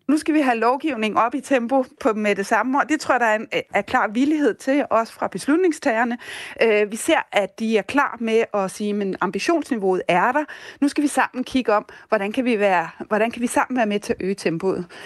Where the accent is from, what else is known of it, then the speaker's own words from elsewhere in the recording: Denmark; vi som danskere